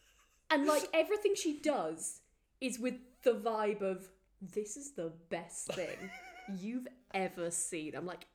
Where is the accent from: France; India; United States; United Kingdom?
United Kingdom; Wales; I'm Welsh.